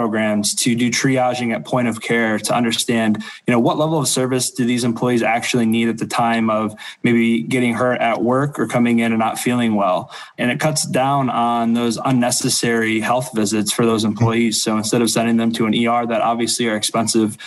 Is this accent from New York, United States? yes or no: no; Toledo, Ohio, United States; moved away as an adult; now in Detroit, United States; I'm originally from Toledo, Ohio, and have recently moved up for my new role here at Henry Ford